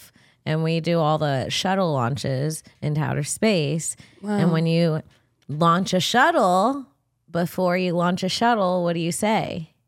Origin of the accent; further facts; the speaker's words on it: Cocoa Beach, Florida, United States; I am from Florida. I'm from Central Florida, Cocoa Beach, 321 Countdown Town.